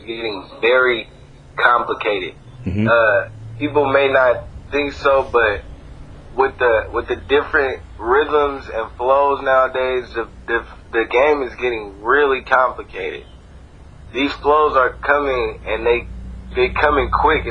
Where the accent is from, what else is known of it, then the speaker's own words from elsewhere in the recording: West Coast, United States; I'm actually from the West Coast